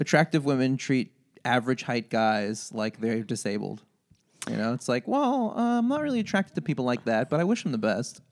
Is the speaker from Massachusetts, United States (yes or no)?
no; Long Beach, New York, United States; I grew up in Long Beach, Long Island